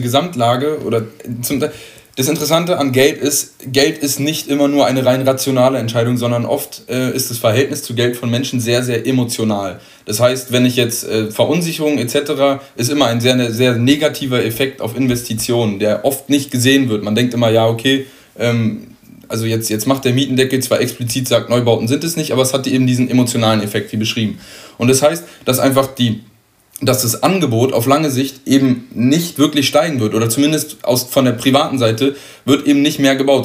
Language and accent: German; Berlin, Germany; als Berliner